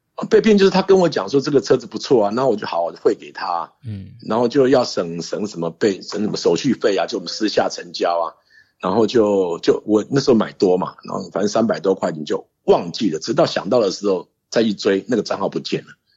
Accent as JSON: {"language": "Chinese", "country": "Taiwan", "also_born_or_lived": "Japan", "said": "跟我回家台湾"}